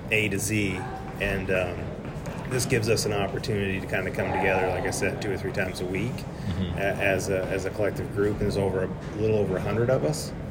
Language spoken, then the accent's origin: English; Maine, United States; So, I'm originally from Maine. So, it's was about four or five when my parents got me involved in the sport.